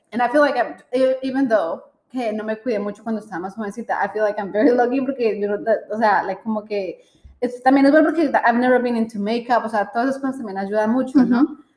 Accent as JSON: {"language": "Spanish", "country": "Colombia", "said": "nosotros somos colombianas"}